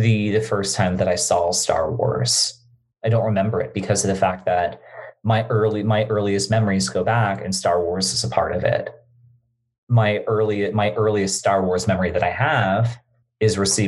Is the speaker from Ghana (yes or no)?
no; Bermuda; growing up in Bermuda, we didn't have cable television